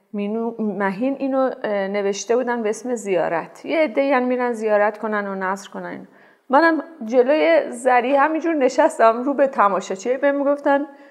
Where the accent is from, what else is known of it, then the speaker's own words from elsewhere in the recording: Tehran, Tehran Province, Iran; برادرم دنیا اومده بود و ما تازه مهاجرت کرده بودیم به شمرون من سه سالم هم شاید نشده بود